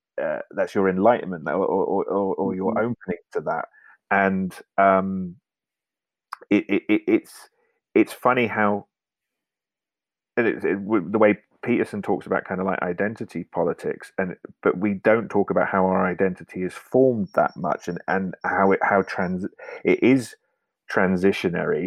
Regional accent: United Kingdom; moved away as an adult; now in Norway; I went through a period of being more British than I'd ever been in the UK

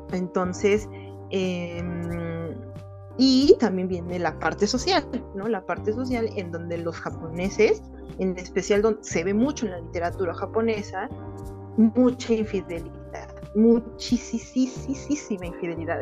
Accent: Mexico; soy de México

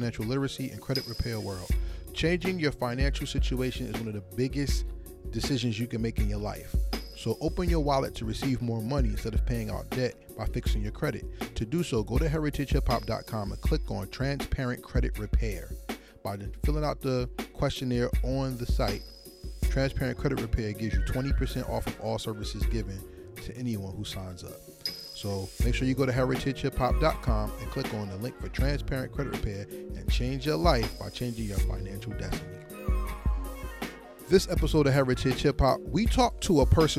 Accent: Essex County, New Jersey, United States; I'm from the East Coast. I'm from New Jersey, right?

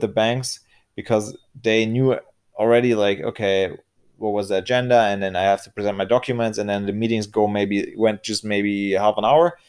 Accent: Germany; I'm from Germany

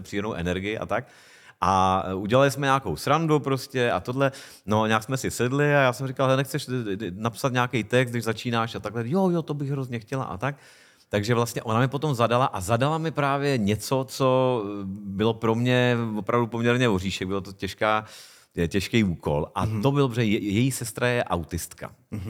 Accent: Hostivice, Central Bohemian Region, Czechia; also born or lived in Prague / South Plzeň Region; já jsem teda vyrůstal v takový polovesnici, která, to eh, městečko, dneska už vlastně město, Hostivice u Prahy

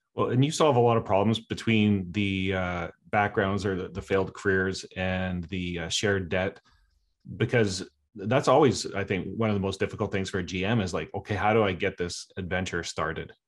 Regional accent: Canada; I'm from Canada

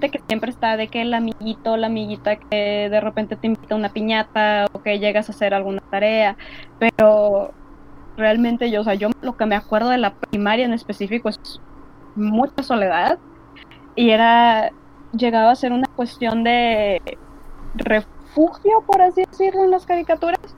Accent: Monterrey, Nuevo León, Mexico; Además, digo, bueno, somos de Monterrey.

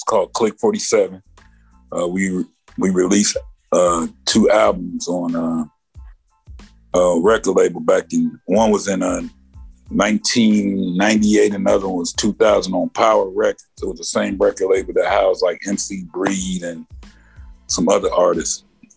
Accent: Elkhart, Indiana, United States; I'm from Elkhart, Indiana

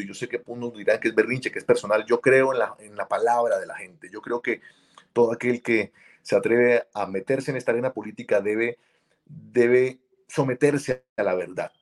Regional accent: Colombia; now in Miami, United States; yo soy un colombiano migrante

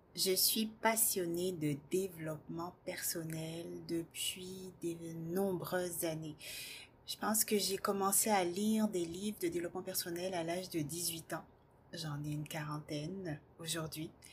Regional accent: Guadeloupe, France; moved away as an adult; also born or lived in Metropolitan France; Je suis partie à l'âge de 18 ans faire mes études en France, puisque je viens de la Guadeloupe

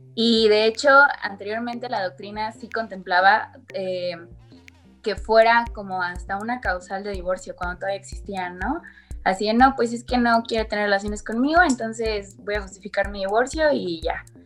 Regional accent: Querétaro, Mexico; yo soy de Querétaro

